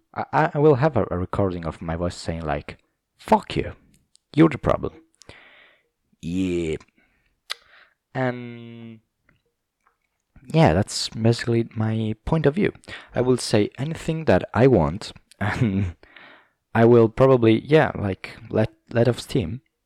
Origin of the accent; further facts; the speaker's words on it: Southern Italy, Italy; English is a second language; I'm from South Italy